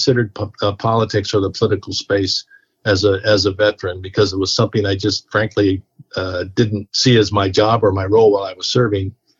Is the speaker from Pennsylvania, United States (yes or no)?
no; Alexandria, Virginia, United States; I got home to my hometown where I went to high school there at T.C. Williams High School in Alexandria